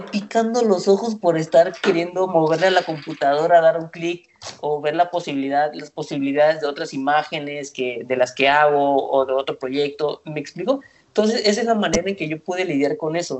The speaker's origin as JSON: {"language": "Spanish", "region": "Veracruz", "country": "Mexico", "moved": "yes", "lives_now": "Mexico City, Mexico", "said": "yo soy de Veracruz, trabajo, ya llevo viviendo aquí 14 años en Ciudad de México"}